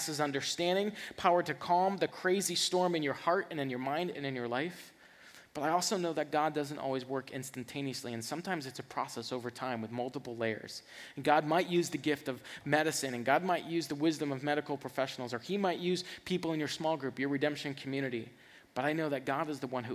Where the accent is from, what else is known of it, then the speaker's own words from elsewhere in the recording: the South, United States; I'm from the South